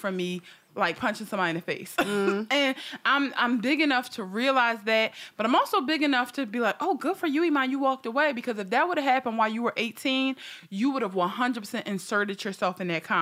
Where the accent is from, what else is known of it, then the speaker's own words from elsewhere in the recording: Philadelphia, Pennsylvania, United States; I'm from North Philly.